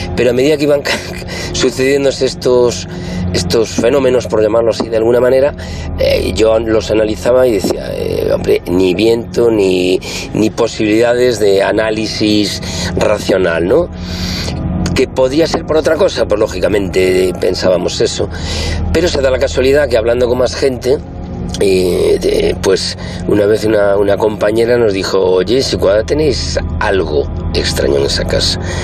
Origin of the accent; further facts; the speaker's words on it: Galicia, Spain; moved away as an adult; now in Madrid, Spain; como buen gallego